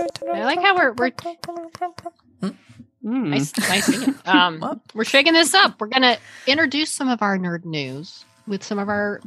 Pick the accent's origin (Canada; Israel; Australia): Australia; Being Australian means I have definitely made fun of their accents my entire life.